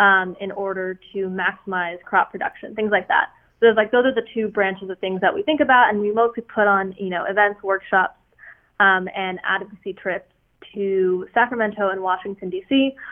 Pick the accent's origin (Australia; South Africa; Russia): Russia; I'm originally from Russia, so my parents moved here and are obviously kind of very, very against any sort of leftist notions.